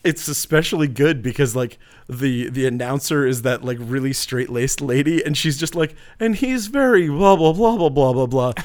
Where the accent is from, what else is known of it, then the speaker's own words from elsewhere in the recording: Northern Maine, United States; I'm from Northern Maine